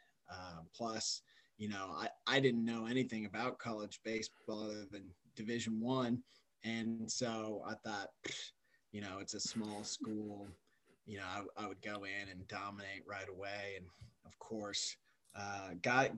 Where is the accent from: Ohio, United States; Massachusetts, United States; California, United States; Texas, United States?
Texas, United States; Austin; moved away as an adult; also born or lived in Alaska / Germany / Singapore; I was born and raised in Austin, Texas.